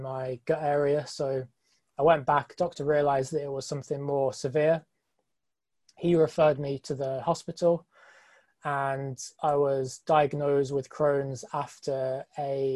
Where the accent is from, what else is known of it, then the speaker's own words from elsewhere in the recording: England, United Kingdom; I'm from England